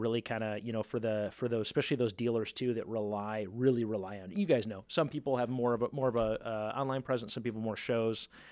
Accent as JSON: {"language": "English", "region": "Ohio", "country": "United States", "moved": "yes", "said": "I'm from Ohio, happened to be Ohio visiting some family"}